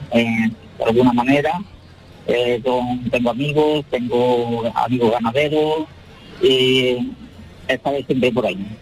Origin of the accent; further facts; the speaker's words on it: Huelva, Andalusia, Spain; Huelva decidí que, era mi tierra